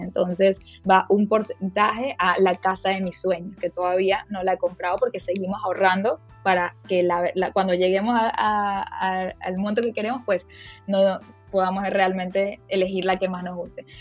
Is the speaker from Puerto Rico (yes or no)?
no; Venezuela; moved away as an adult; also born or lived in Miami, United States; now in United States; yo me fui cuando tenía 19 años de Venezuela